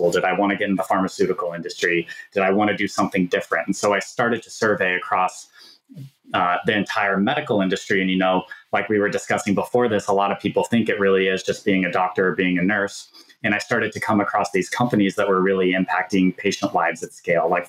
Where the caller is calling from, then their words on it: Minneapolis, Minnesota, United States; I live in beautiful Minneapolis, Minnesota, and we're recording this in October